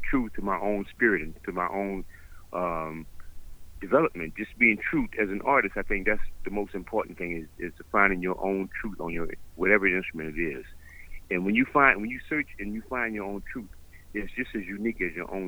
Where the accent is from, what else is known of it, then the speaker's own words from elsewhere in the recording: New Orleans, Louisiana, United States; growing up in New Orleans